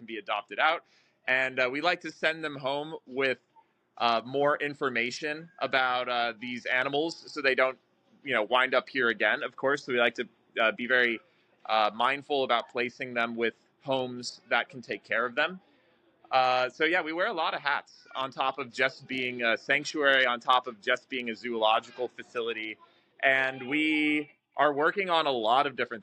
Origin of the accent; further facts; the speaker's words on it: Scottsdale, Arizona, United States; I'm also a native to Scottsdale. I was born and raised here in the Sonoran Desert